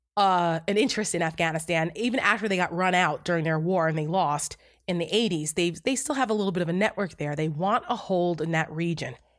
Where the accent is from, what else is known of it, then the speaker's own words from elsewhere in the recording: Paramus, New Jersey, United States; I am from Bergen County. I grew up in Paramus